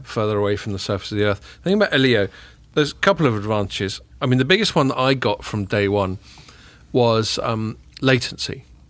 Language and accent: English; England, United Kingdom; as English people